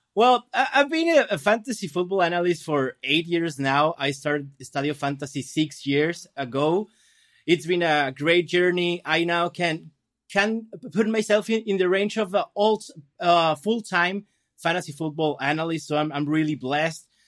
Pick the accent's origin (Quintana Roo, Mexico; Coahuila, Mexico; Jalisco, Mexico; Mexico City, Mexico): Jalisco, Mexico; Guadalajara; now in Mexicali, Mexico; I'm from Guadalajara. That's, like, center of, of the country.